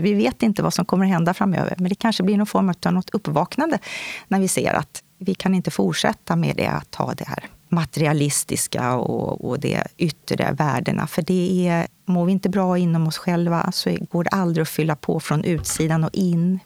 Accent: Stockholm, Stockholm County, Sweden; Jag kommer ifrån Stockholm, södra sidan av stan

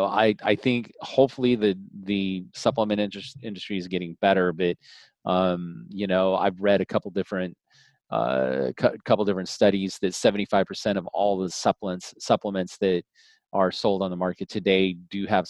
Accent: Colorado, United States; moved away; also born or lived in Wisconsin / Arizona / California; My parents moved to Colorado. My dad bought some land and had a ranch. And so I basically grew up in the country, on a small ranch

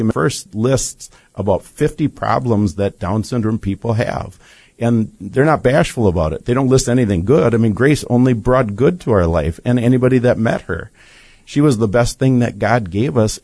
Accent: Wisconsin, United States; we're from Wisconsin.

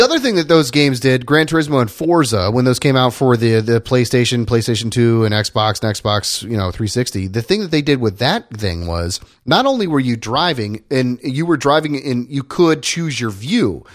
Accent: Indiana, United States; I grew up in Indiana

